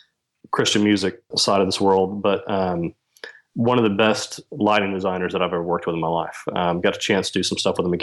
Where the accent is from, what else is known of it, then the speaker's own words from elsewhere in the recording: Alabama, United States; also born or lived in Nashville, Tennessee; Growing up in Alabama, a lot of my work and contacts originated from Nashville